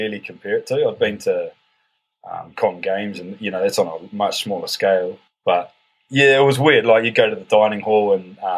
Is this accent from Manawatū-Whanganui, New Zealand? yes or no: yes; Palmerston North, Manawatū-Whanganui, New Zealand; I grew up in Palmy.